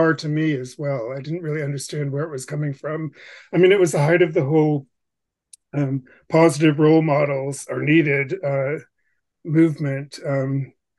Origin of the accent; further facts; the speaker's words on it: Bangor, Maine, United States; growing up in Bangor, Maine